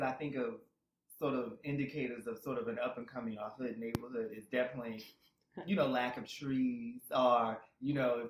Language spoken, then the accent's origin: English; Boston, Massachusetts, United States; I'm from Boston, she's from Brooklyn, from Bed-Stuy, so we had moved to Jersey